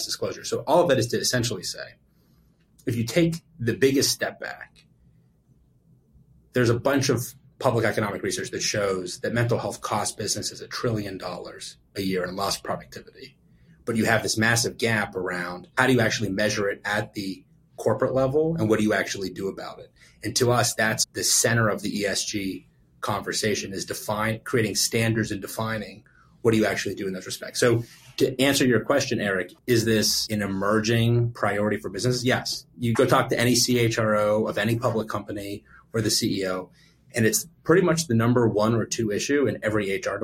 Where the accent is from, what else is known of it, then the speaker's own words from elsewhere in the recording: Pittsburgh, Pennsylvania, United States; I was born and raised in Pittsburgh. So I'm going to go back to my Pittsburgh roots